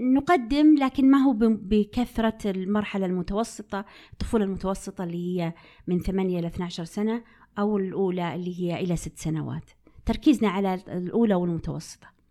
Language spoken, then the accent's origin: Arabic; Unaizah, Al-Qassim, Saudi Arabia; مدينتي التي ولدت فيها، اللي هي مدينة عنيزة